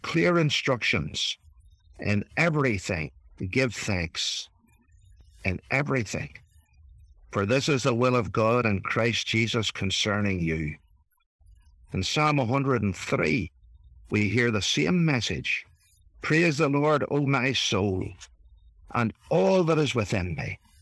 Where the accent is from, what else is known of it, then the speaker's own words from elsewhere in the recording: Ireland; accent: Irish; my Irish accent